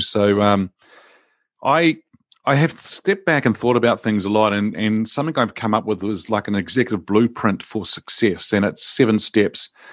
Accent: New Zealand; born and grew up in New Zealand here

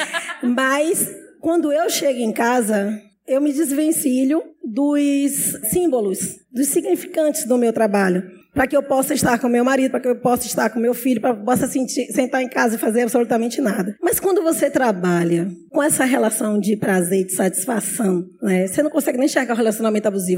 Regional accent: Salvador, Bahia, Brazil; Família de meninos negros da periferia de Salvador

